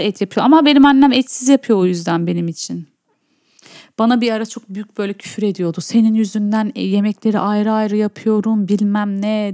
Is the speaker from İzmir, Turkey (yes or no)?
no; Urfa, Şanlıurfa, Turkey; Urfalı olmaktan çok büyük gurur duyuyorum